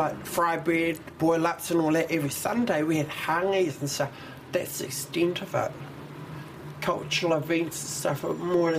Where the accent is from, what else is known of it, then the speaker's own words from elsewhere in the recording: Taranaki, New Zealand; born there; I was born in Taranaki, like.